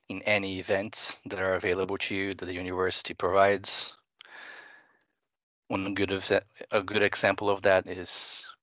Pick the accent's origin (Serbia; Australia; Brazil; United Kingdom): Brazil; English is a second language; now in Finland; Yeah, I'm originally from Brazil, and I'm not saying that there are no flaws there because there are many.